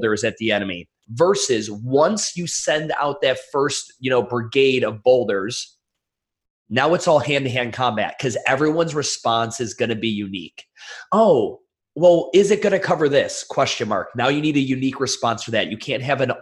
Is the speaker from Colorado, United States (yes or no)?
no; Cleveland, Ohio, United States; I'm from Cleveland, Ohio.